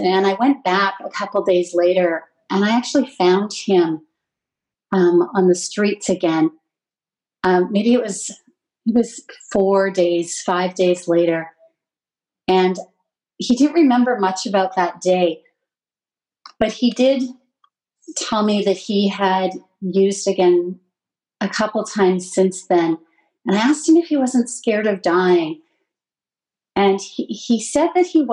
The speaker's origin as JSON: {"language": "English", "area": "Lower Mainland", "region": "British Columbia", "country": "Canada", "tie": "born or raised there", "said": "I grew up in the Lower Mainland. I was really lucky to grow up here."}